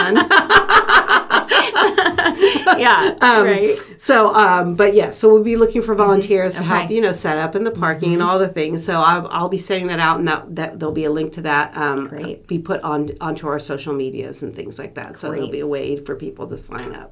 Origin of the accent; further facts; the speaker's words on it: Sonoma County, California, United States; I was born and raised in Sonoma County